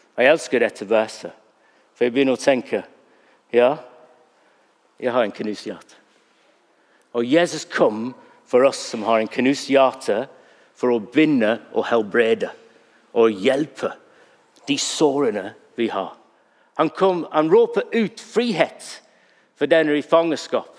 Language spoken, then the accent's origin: Norwegian; England, United Kingdom; Norwegian is a second language; now in Norway; Når jeg er engelskmann